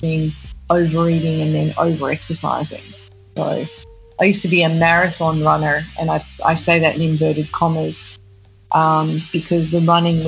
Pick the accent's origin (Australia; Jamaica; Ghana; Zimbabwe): Australia; moved away as an adult; now in New York, United States; Born and raised in Australia. I came to New York probably about, 20 years ago.